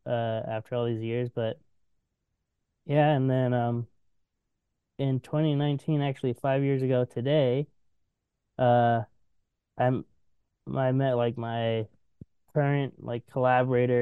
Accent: Washington, United States; now in Portland, United States; I'm from Washington

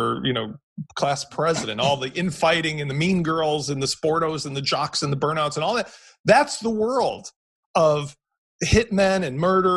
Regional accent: United States; I'm American

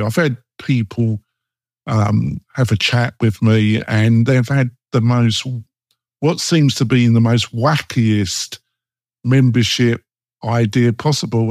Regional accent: England, United Kingdom; moved away; also born or lived in Bergen, Norway / Oslo, Norway; I am English and I'm dour

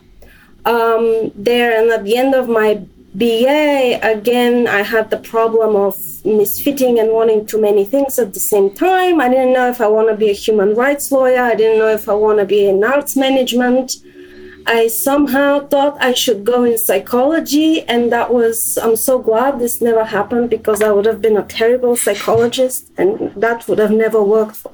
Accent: Sofia, Sofia City, Bulgaria; moved away; I was born in Bulgaria and my childhood was in Sofia.

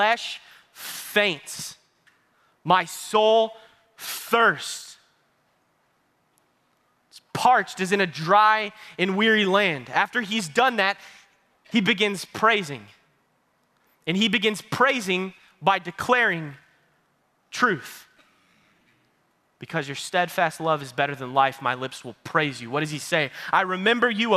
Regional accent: Baytown, Texas, United States; I am from Baytown, Texas

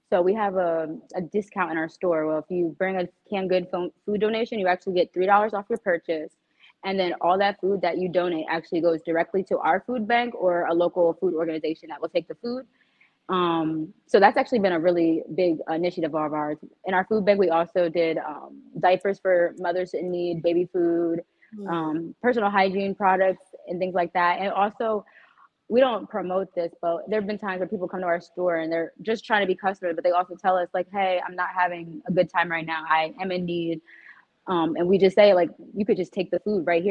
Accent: Hamilton, New Jersey, United States; I'm actually from Hamilton

